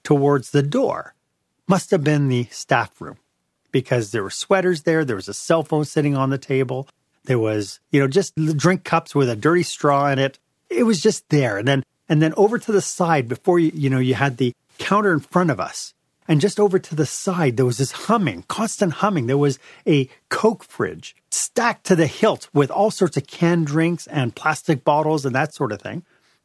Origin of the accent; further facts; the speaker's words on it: Montreal, Quebec, Canada; I'm from Montreal.